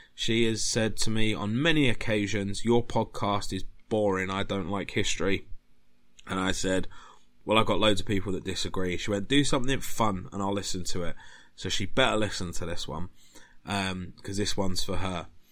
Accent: United Kingdom; being British

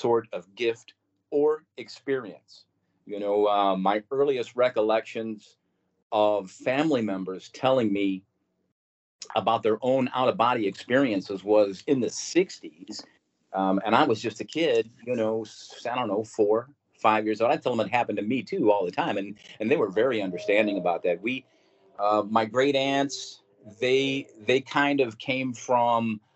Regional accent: St. Louis, Missouri, United States; I was born and raised right here in St. Louis, Missouri

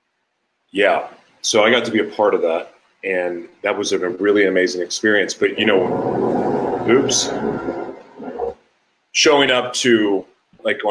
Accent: Oklahoma City, Oklahoma, United States; moved away; also born or lived in San Diego; I'm from Oklahoma. Like, I'm from Oklahoma City

